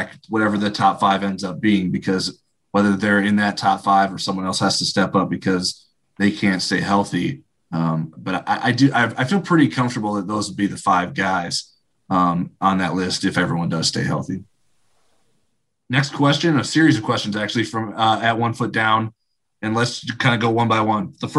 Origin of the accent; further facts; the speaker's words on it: Indiana, United States; also born or lived in Michigan; I was born in Michigan and I lived there through kindergarten, but we moved to Indiana when I was to start first grade